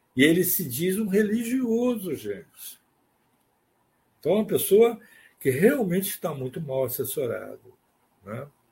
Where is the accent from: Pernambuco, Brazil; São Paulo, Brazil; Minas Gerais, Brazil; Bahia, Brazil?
Bahia, Brazil; Salvador; nossa família era vizinho dele em Salvador, nós somos de Salvador